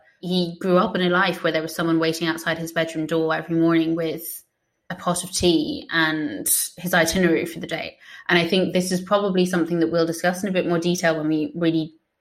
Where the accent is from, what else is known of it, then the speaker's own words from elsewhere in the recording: Ireland; me being Irish